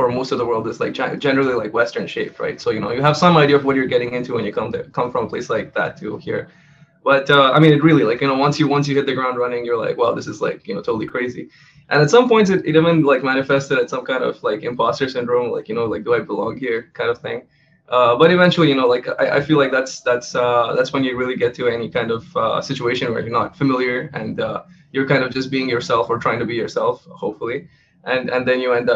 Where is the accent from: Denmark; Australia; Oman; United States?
Oman; moved away; also born or lived in Montreal; I grew up in Oman, which is a small country in the Middle East